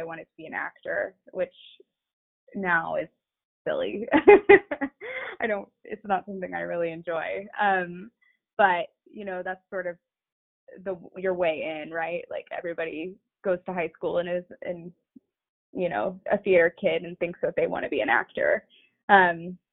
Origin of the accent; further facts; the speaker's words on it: Atlanta, Georgia, United States; So I grew up sort of between Atlanta and many suburbs. My parents were divorced. I was born in Atlanta